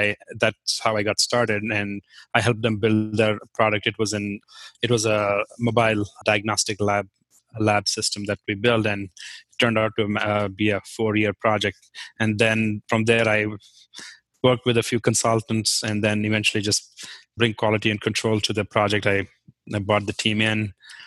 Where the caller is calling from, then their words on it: Hudson, Ohio, United States; I am in Hudson, which is about a suburb of Cleveland.